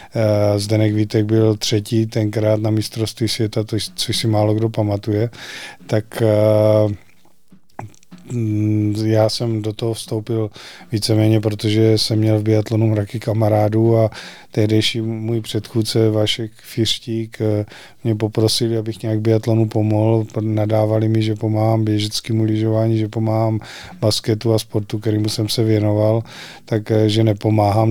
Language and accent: Czech; Znojmo District, South Moravian Region, Czechia; now in Nové Město na Moravě, Czech Republic; nejsem novoměšťák, pocházím ze Znojemska